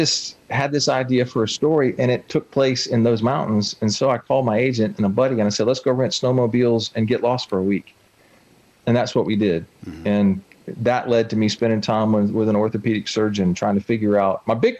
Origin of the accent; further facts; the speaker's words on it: Southeast, United States; I'm from the Southeast. I've spent a whole lot of time on the water, both river or ocean.